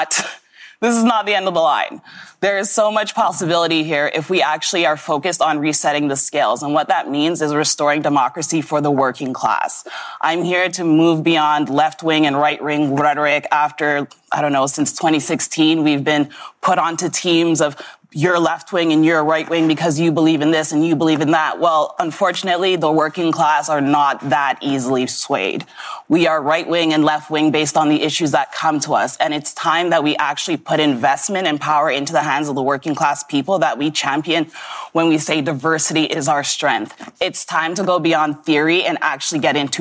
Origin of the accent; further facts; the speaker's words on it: Toronto, Ontario, Canada; I am born and raised in Etobicoke, primarily Rexdale, and I've grown up in this city